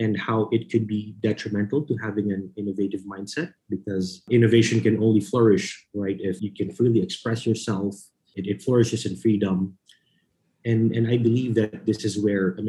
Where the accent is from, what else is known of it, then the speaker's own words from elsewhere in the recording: Philippines; moved away as an adult; also born or lived in New York City; I was born and raised in the Philippines.